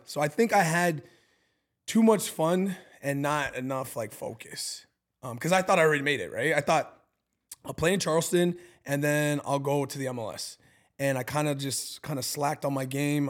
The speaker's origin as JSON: {"language": "English", "country": "Canada", "moved": "yes", "lives_now": "Milwaukee, United States", "said": "I'm Canadian. I grew up with a lot of Italian"}